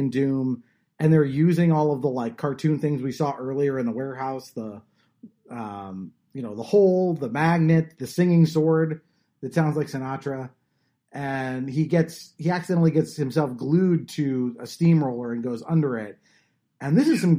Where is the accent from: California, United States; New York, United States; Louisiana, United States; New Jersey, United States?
California, United States; Southern; I grew up in Southern California